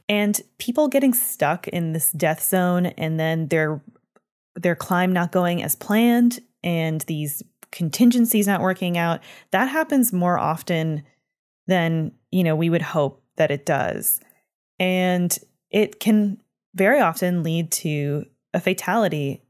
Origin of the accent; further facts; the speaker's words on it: Canada; I'm from Canada